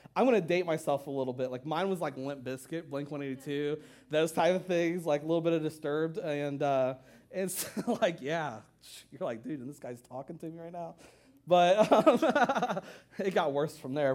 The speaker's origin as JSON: {"language": "English", "region": "Ohio", "country": "United States", "moved": "yes", "said": "I'm from Ohio"}